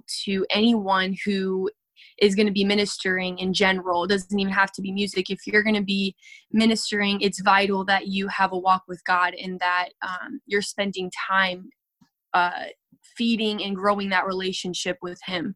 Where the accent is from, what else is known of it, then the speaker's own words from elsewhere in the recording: Lexington Park, Maryland, United States; I am from Lexington Park, Maryland